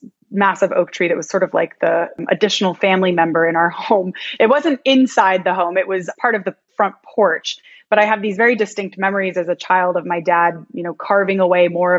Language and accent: English; Ithaca, New York, United States; now in Miami, United States; I'm originally from upstate New York. I'm from Ithaca